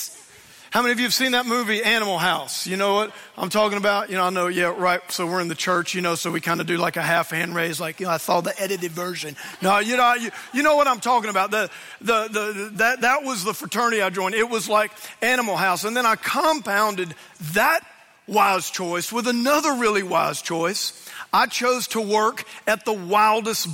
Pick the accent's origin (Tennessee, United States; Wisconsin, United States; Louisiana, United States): Louisiana, United States; I grew up in Louisiana, and I went to Louisiana State University